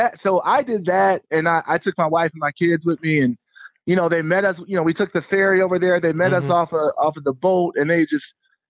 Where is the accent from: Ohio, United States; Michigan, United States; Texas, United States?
Michigan, United States; Southfield; also born or lived in Los Angeles; anytime I'm out of town, I like to say I'm from Detroit, but then some of the Detroit comedians are like, man, you're from Southfield.